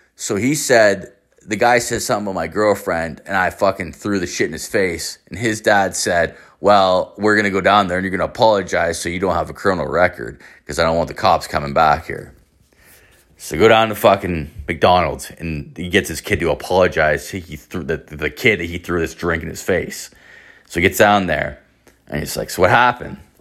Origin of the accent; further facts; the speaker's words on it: Ireland; moved away; I am Irish, I'm from the Emerald Isle